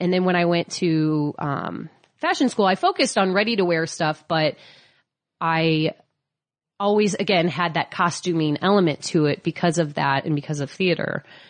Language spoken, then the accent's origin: English; Midwest, United States; We always called it the fantasy shop. I'm from the Midwest.